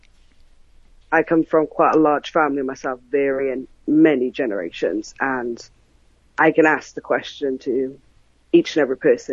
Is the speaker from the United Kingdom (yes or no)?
yes; South Wales, United Kingdom; I'm from South Wales in the United Kingdom